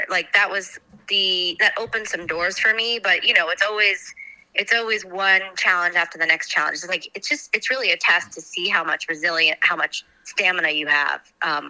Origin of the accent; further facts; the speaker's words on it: Milford, Pennsylvania, United States; I just love the idea of like any other kid growing up in Chihola or Berryville or whatever, Milford area, Milford, Pennsylvania.